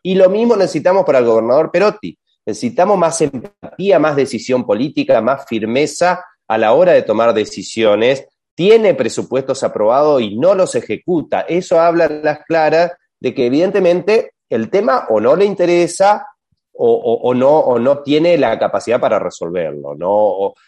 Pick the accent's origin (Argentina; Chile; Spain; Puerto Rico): Argentina; los argentinos